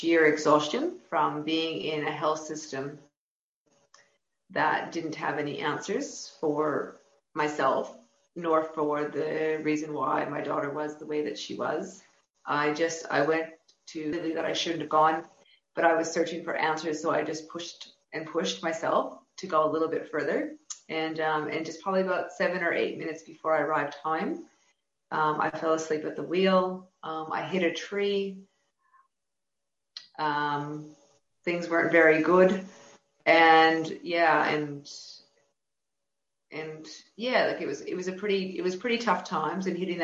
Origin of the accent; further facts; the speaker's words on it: Canada; now in New South Wales, Australia; I'm originally from Canada, and I now live at Wallabada, New South Wales